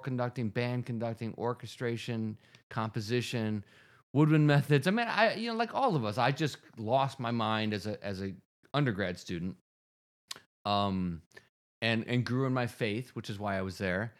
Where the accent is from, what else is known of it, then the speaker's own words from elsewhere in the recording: Rochester, New York, United States; Roberts Wesleyan College in Rochester, New York, my hometown